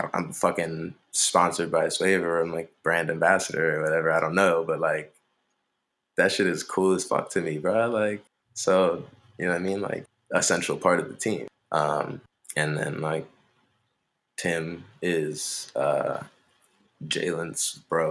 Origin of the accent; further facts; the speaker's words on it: Montgomery County, Maryland, United States; I'm from Montgomery County